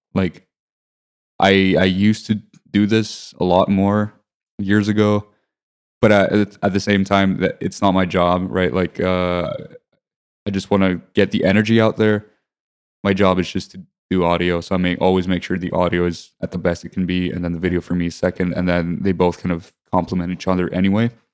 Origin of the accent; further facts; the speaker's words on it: Limassol, Limassol District, Cyprus; I grew up in Limassol, Cyprus